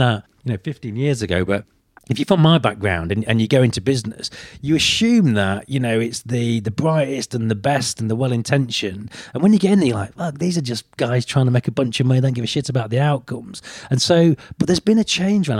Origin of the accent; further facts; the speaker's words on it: United Kingdom; I'm British